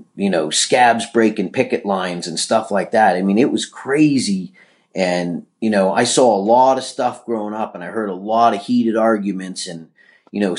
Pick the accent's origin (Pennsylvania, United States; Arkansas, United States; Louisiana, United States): Pennsylvania, United States; Pittsburgh; I was born and raised in Pittsburgh, Pennsylvania.